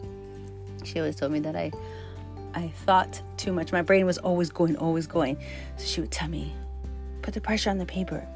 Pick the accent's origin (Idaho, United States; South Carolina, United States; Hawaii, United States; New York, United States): Hawaii, United States; growing up in Hawaii and the Chinatown and different places